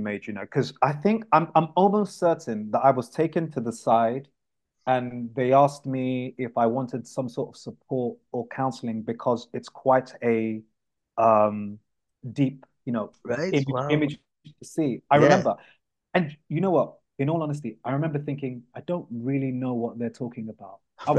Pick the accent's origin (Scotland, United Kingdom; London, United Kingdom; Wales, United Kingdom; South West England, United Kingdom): London, United Kingdom; I was born in Camden